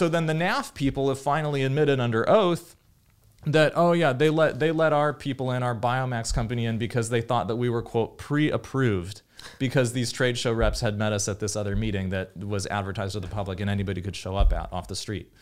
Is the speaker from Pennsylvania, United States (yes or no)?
no; Davis, California, United States; growing up in Davis, California